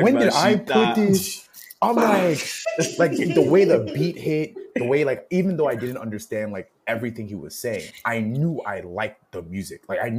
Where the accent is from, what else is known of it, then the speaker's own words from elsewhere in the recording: United States; I was born and raised here. Schooling was here. My experiences are here.